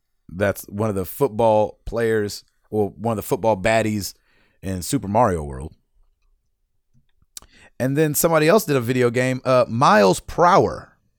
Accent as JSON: {"language": "English", "town": "New York City", "region": "New York", "country": "United States", "tie": "born or raised there", "said": "In my youth growing up in Brooklyn."}